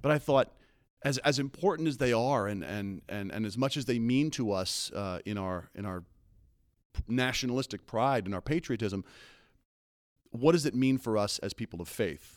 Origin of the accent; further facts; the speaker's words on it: East Coast, United States; I grew up on the East Coast, so, so I'm a, I'm a seafood guy through and through